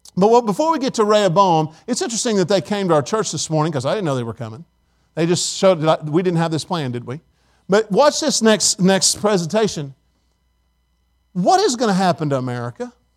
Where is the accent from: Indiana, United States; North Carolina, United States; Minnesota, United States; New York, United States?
Indiana, United States; now in Tennessee, United States; I'm from Indiana